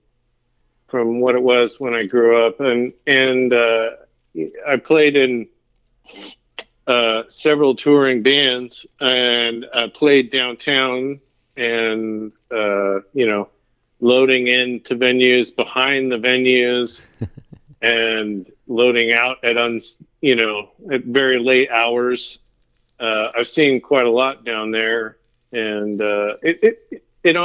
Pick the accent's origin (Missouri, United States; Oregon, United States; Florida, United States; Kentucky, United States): Oregon, United States; I'm from Oregon. Small suburb here